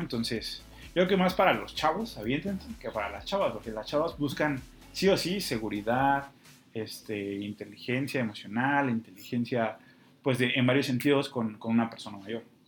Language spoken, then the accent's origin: Spanish; Mexico City, Mexico; como buen chilango